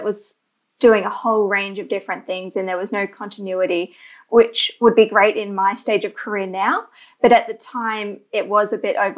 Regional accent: Queensland, Australia; also born or lived in Canada; I'm from Queensland in Australia, which is notably sunny for most of the year

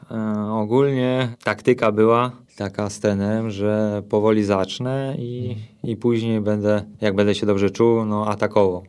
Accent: Boguszów-Gorce, Lower Silesian Voivodeship, Poland; moved away as an adult; now in Sosnówka, Poland; Ja pochodzę z Boguszowa Gorc ogólnie, a od trzynastu lat mieszkam w Sosnówce obok Karpacza

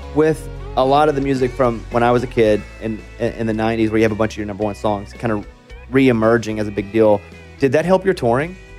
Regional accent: Arkansas, United States; I'm from Arkansas

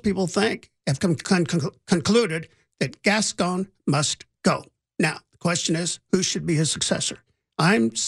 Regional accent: Indiana, United States; now in Los Angeles, United States; I grew up in Indiana in the 60s and the 70s when it was a little bit racially tense in this country.

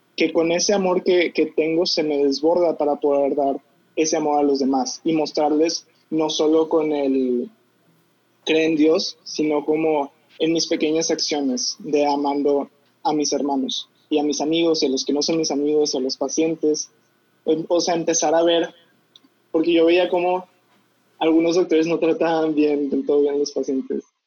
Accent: Monterrey, Nuevo León, Mexico; yo nací aquí en Monterrey, Nuevo León, en una familia católica y estuve en un colegio católico

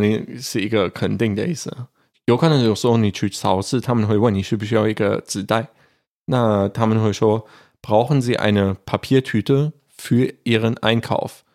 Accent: Germany; 我们德国人就会说Naya

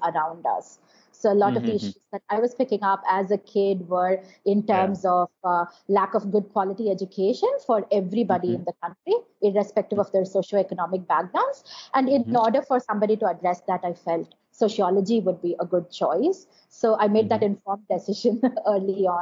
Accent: Chennai, Tamil Nadu, India; also born or lived in Madurai; I grew up in Madurai and Chennai most of my time.

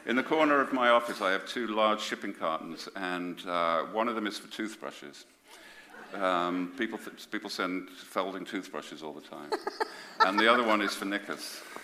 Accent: Birmingham, West Midlands, United Kingdom; I come from Birmingham

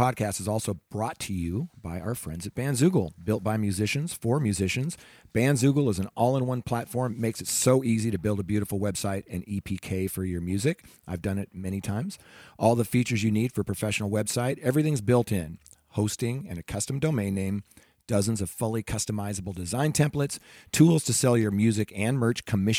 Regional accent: Salem, Oregon, United States; also born or lived in Bremerton, United States; I went to high school in Salem, Oregon. I was born in the Seattle area. Born in Bremerton, Washington.

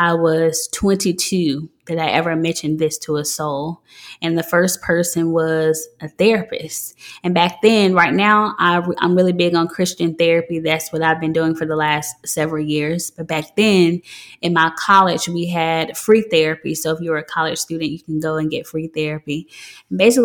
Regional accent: Memphis, Tennessee, United States; I'm from Memphis, Tennessee.

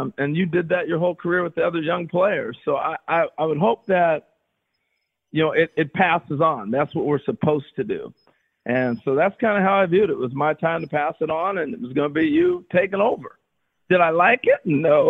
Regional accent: Pacific Northwest, United States; that was home for me because I grew up in the Northwest. I grew up about 3 hours away.

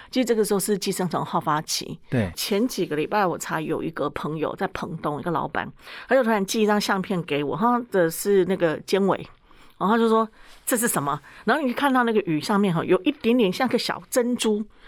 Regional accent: Taiwan; also born or lived in United States; 我们台湾是习惯烤地瓜

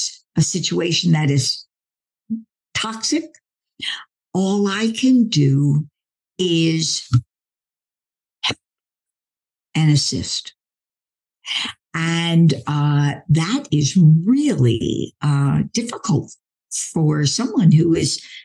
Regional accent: Philadelphia, Pennsylvania, United States; I'm from Philly.

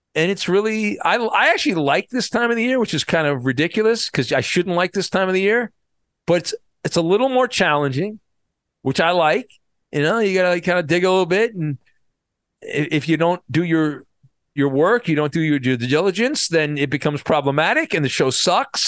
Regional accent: Orange County, California, United States; also born or lived in San Diego / Los Angeles; I grew up in Orange County

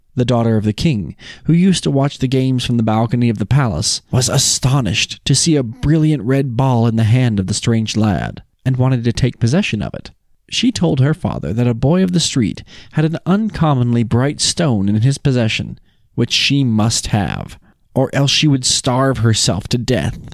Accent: Utah, United States; we're from Utah

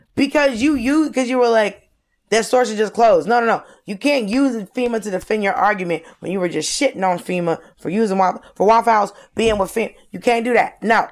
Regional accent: Georgia, United States; I grew up in Georgia

